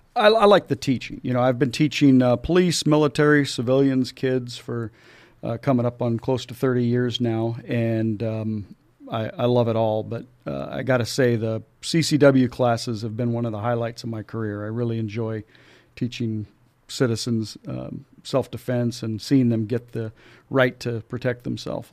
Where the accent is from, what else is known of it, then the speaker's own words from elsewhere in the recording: Julian, California, United States; as a kid, I grew up in Julian